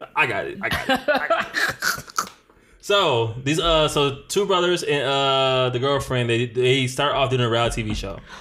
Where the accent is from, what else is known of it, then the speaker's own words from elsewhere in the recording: Detroit, Michigan, United States; growing up in Detroit